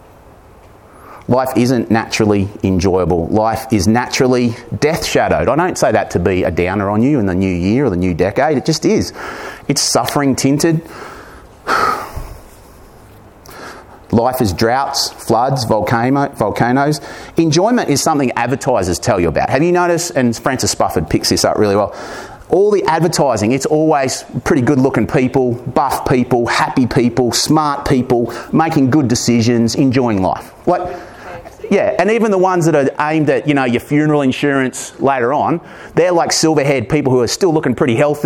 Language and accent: English; Corryong, Victoria, Australia; my hometown of Corryong